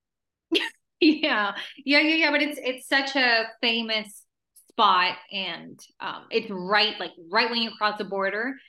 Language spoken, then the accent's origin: English; El Paso, Texas, United States; first language Spanish; English is a second language; moved away as an adult; also born or lived in Ciudad Juárez, Chihuahua, Mexico; now in Los Angeles, United States; I'm from from like a small city, El Paso, Texas, and South Juarez, Chihuahua, mm-hmm. um, Spanish is my first language